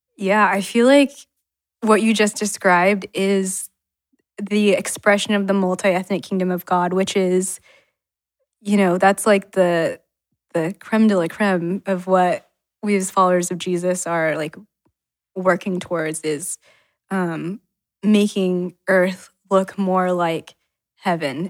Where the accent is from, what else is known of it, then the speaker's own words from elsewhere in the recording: Utah, United States; also born or lived in China; I was born in China, adopted by a white couple in Utah